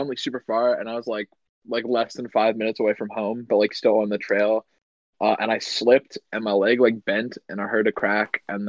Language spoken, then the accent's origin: English; Canada; I'm from Canada.